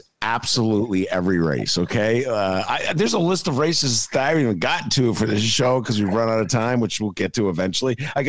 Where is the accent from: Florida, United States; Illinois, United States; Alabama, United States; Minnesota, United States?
Illinois, United States; Evanston; Evanston, my beloved hometown.